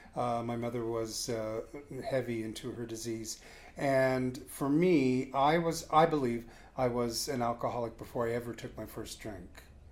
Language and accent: English; San Francisco, California, United States; San Francisco.